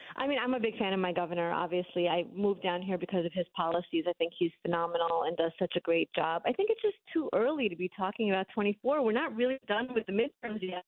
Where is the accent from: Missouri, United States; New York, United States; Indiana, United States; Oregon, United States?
New York, United States; New York City; moved away as an adult; now in Florida, United States; I grew up in Brooklyn